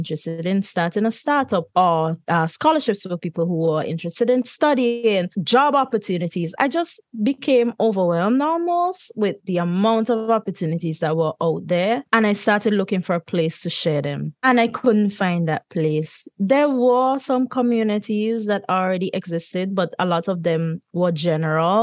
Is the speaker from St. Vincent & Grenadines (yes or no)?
yes; St. Vincent & Grenadines; moved away as an adult; now in Brussels, Belgium; I'm from St. Vincent and the Grenadines, but I actually now am based in Brussels